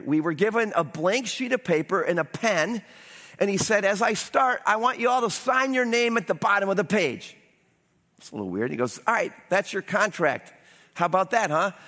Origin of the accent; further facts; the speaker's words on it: United States; as an American